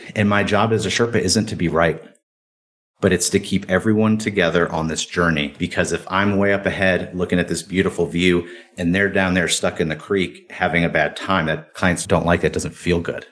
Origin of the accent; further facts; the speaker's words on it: Cleveland, Ohio, United States; I grew up in Cleveland, Ohio